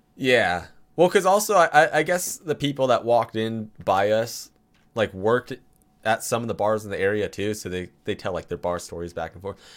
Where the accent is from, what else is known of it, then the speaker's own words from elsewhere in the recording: California, United States; I'm from California.